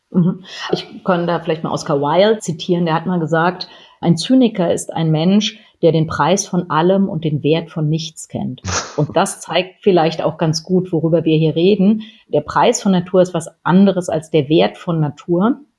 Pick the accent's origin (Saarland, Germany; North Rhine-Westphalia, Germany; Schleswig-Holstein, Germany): Schleswig-Holstein, Germany; meine Familie, wir kommen aus Schleswig-Holstein